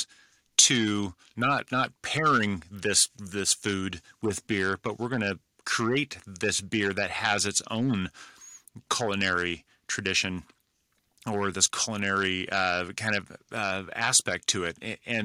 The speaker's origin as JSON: {"language": "English", "region": "California", "country": "United States", "tie": "born or raised there", "said": "I grew up in California, so the influence of Mexico is prominent in my life"}